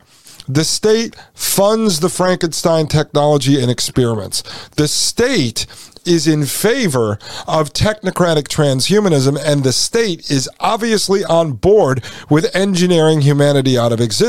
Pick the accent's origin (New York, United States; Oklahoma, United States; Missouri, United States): New York, United States; Brooklyn; put you in the trunk of my car because I grew up in Brooklyn.